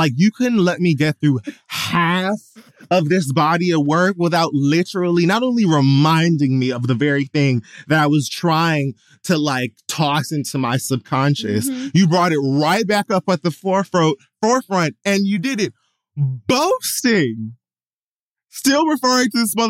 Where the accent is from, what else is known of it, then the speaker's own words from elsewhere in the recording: the South, United States; I'm from the South.